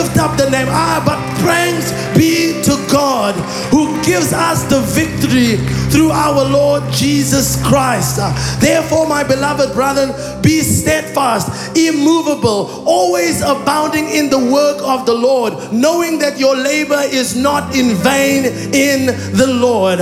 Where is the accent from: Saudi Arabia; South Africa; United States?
South Africa; Olifantshoek, Northern Cape; first language Afrikaans; English is a second language; I grew up in a small town called Olifantshoek in the northern Cape of South Africa